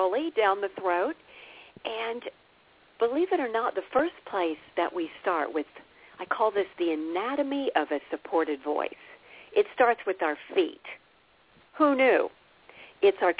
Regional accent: Midwest, United States; I was raised in the Midwest, seen and not heard

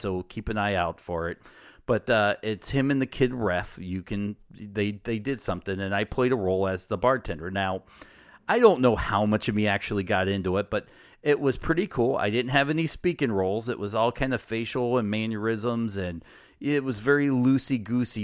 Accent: United States; as an American does

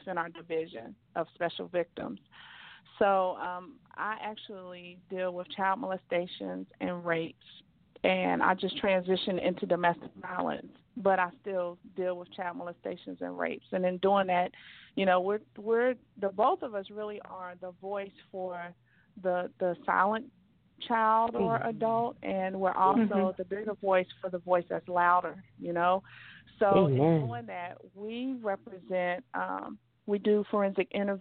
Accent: Beckley, West Virginia, United States; now in Atlanta, United States; I am from Beckley, West Virginia.

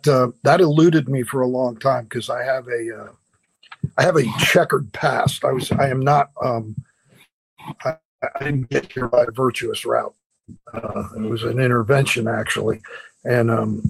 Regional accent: Florida, United States; also born or lived in Cleveland, Ohio / Tennessee / Orlando / Deerfield Beach; Grew up between Orlando and Deerfield, so Florida boy

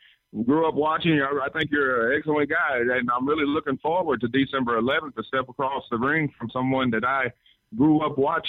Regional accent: Memphis, Tennessee, United States; I'm from the north side of Memphis. I'm from North Memphis, Tennessee.

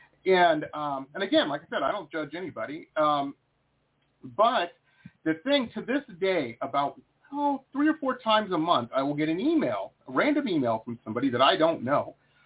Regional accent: Detroit, Michigan, United States; moved away as an adult; also born or lived in Boston / San Diego; I grew up in Detroit, went to school in Boston

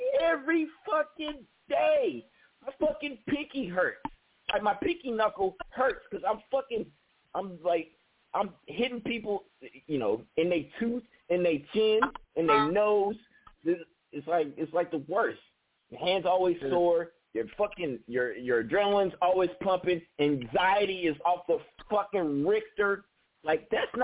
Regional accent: Newark, California, United States; I'm from Newark, California

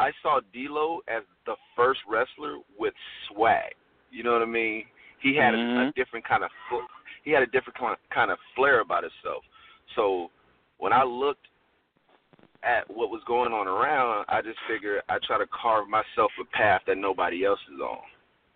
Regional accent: Florida, United States; moved away; I'm from Florida

